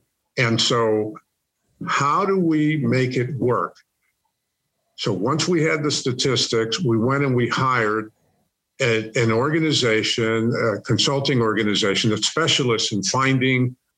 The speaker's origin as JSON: {"language": "English", "region": "Northeast", "country": "United States", "said": "Well, first of all, I'm from the Northeast, which means I ice skate."}